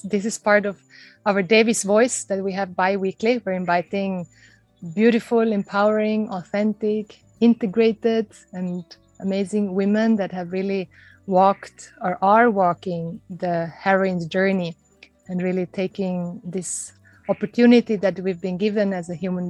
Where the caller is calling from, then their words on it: Bali, Indonesia; I'm calling in from Mother Bali